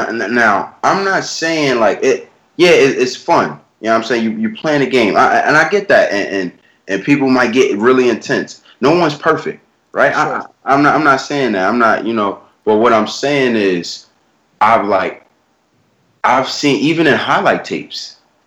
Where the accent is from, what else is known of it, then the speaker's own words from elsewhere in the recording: New York, United States; I'm from New York, bro. We all from New York